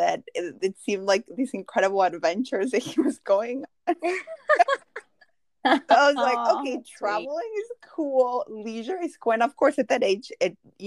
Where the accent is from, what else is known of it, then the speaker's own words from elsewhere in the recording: Mexico; moved away; I grew up in Mexico, and my dad would be in Mexico 3 months and then 3 months in the U.S. But when he was in Mexico, you know, we're from a little village